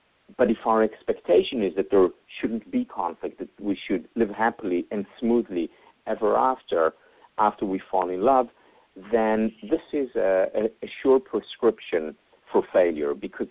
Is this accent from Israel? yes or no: yes; Israel; I grew up in Israel